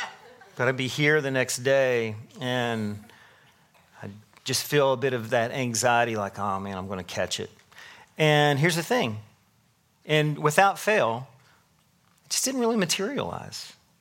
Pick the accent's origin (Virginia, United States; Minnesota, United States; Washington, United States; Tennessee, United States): Tennessee, United States; moved away; I moved from Tennessee to here in 2020, 23 years ago. What'd I say? I don't know. Whatever. I've been here a while. And I grew up a big Tennessee fan